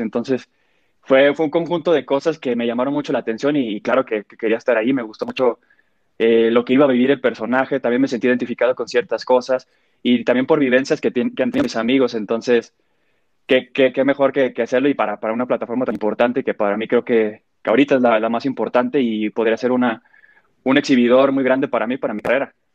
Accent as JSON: {"language": "Spanish", "town": "Guadalajara", "region": "Jalisco", "country": "Mexico", "moved": "as an adult", "lives_now": "Mexico City, Mexico", "said": "soy de Guadalajara"}